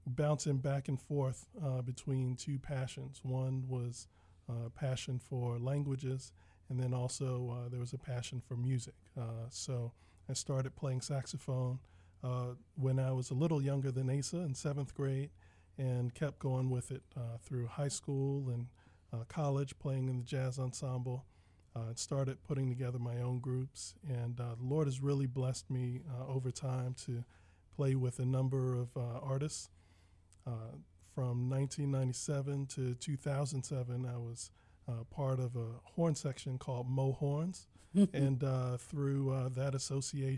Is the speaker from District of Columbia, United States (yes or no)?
yes; Washington, District of Columbia, United States; moved away as an adult; now in Fairfax County, United States; I am proudly born and raised in Washington, D.C., and I've spent about the last 12 years, now to think about it, as a resident